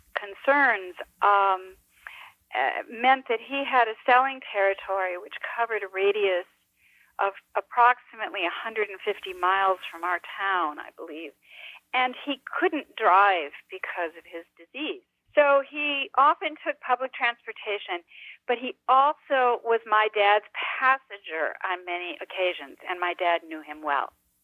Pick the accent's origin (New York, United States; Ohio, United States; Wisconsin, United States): Wisconsin, United States; Antigo; moved away; it's a small town in northern Wisconsin. It's where I grew up.